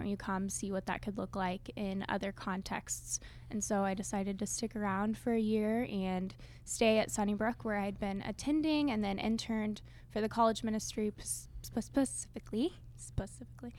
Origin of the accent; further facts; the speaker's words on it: Tulsa, Oklahoma, United States; I'm from the Tulsa area. I grew up there